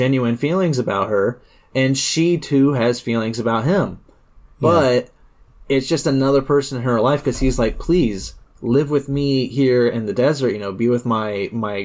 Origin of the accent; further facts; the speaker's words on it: United States; as an American